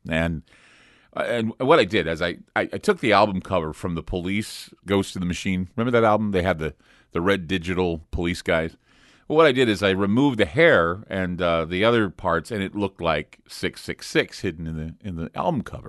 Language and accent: English; United States; I'm an American